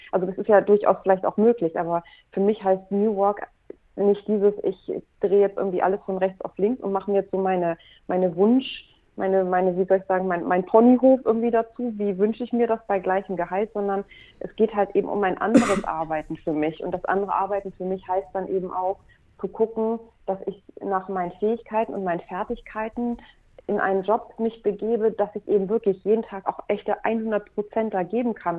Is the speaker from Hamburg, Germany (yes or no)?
yes; Hamburg, Germany; also born or lived in Mexico; Ich bin eine Hamburgerin, die seit vielen Jahren mit dem Herzen auch in Hamburg lebt